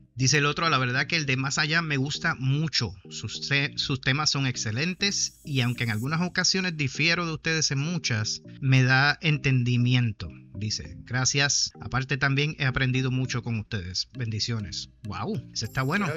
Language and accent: Spanish; Humacao, Puerto Rico; en el pueblo de Humacao, allá en los 80, yo era chamaco